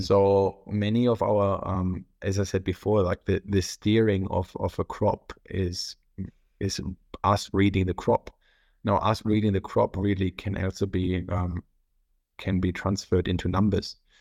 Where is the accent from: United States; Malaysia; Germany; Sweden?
Germany; North Rhine-Westphalia; English is a second language; moved away as an adult; now in Australia; I'm originally from Germany. I was born on the three border point next to the Netherlands and, and Belgium